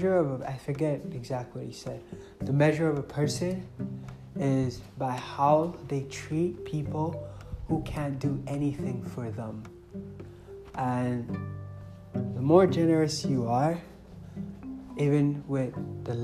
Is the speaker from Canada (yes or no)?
no; Nigeria; moved away; I came from Nigeria